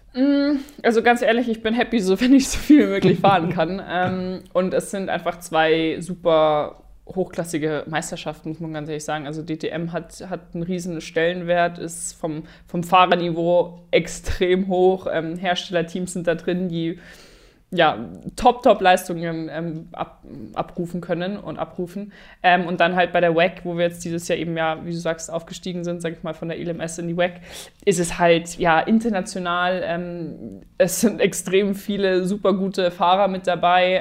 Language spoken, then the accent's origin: German; Germany; Deutschland ist halt einfach da, wo ich herkomme